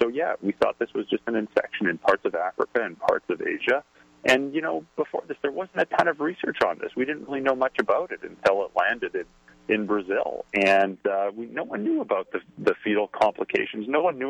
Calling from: Canada; I'm calling in from Canada, so I'm going by the Canadian Public Health Agency here

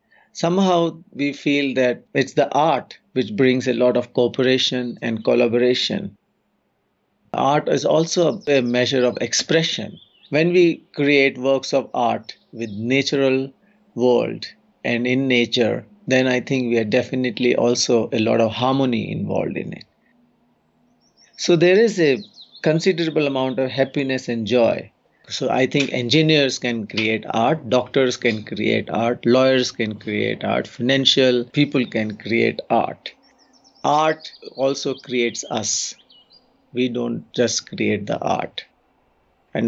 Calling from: Uttarakhand, India; English is a second language; I'm joining from the Central Himalayan region of Uttarakhand state in India.

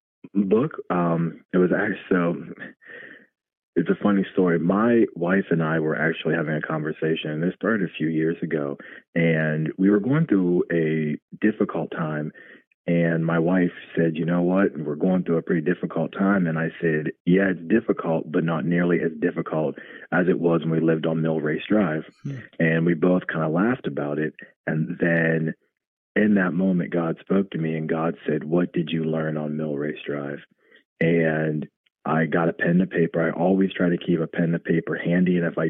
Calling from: Columbus, Ohio, United States; I'm from Columbus, Ohio.

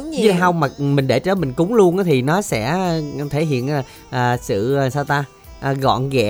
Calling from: Tan An, Long An, Vietnam; ở thành phố Tân An.

